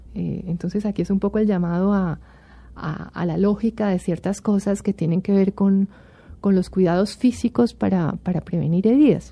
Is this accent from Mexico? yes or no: no; Colombia; como colombiano y como miembro de esta sociedad